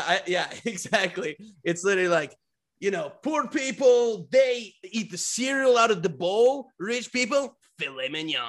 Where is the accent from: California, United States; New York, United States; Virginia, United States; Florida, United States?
New York, United States; Westchester; I'm from Westchester.